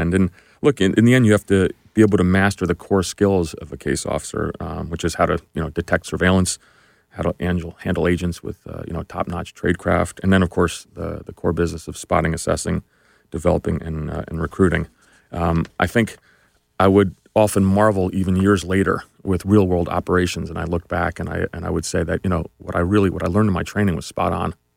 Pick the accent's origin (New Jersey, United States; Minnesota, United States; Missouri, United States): New Jersey, United States; I grew up in New Jersey, just really, uh, a regular middle class kid